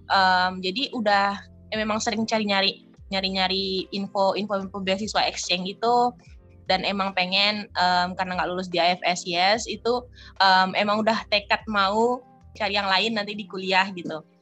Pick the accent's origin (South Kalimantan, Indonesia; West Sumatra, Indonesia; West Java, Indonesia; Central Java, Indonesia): West Sumatra, Indonesia; Batusangkar; also born or lived in Padang; berasal dari um, dari Batu Sangkar sebenarnya Kabupaten Tanah Datar, Sumatera Barat. Cuman kuliah di Universitas Andalas di Padang.